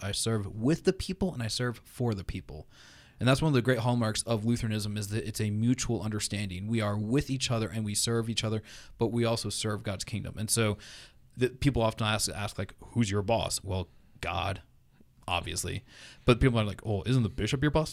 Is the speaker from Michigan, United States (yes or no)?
no; New Hampshire, United States; moved away as an adult; also born or lived in Florida / North Carolina / Berkeley, California / Los Angeles; now in Lee's Summit, United States; I was born in Florida. I grew up in New Hampshire.